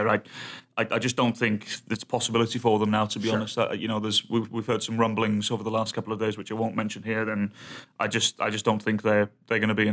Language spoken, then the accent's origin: English; England, United Kingdom; me being English